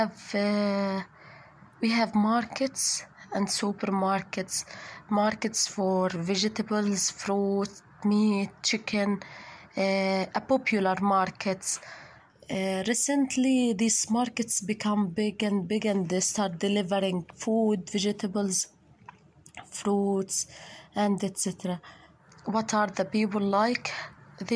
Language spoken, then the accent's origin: English; Gaza Strip, Palestine; also born or lived in Khan Yunis; I'm a woman from Gaza, 25 years